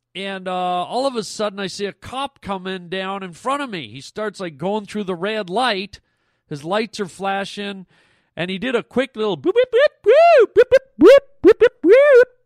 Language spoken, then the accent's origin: English; Canada; I'm Canadian